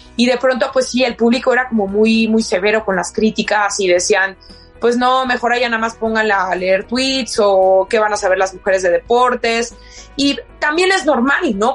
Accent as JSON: {"language": "Spanish", "town": "La Piedad", "region": "Michoacán", "country": "Mexico", "said": "Yo soy de La Piedad, Michoacán, y trabajaba"}